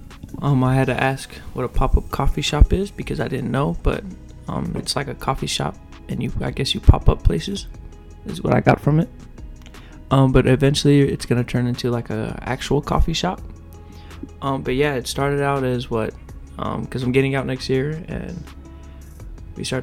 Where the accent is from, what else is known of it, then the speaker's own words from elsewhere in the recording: Havertown, Pennsylvania, United States; also born or lived in Philadelphia; I moved from Philadelphia to a town called Havertown.